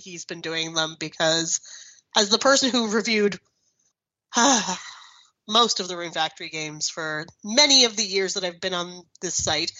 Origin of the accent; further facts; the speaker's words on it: Canada; I'm Canadian.